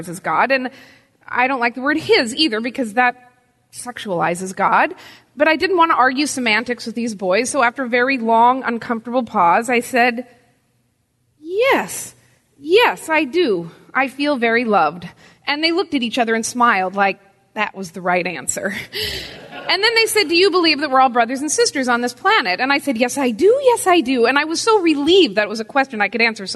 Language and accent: English; Pacific Northwest, United States; moved away; I was raised in the Pacific Northwest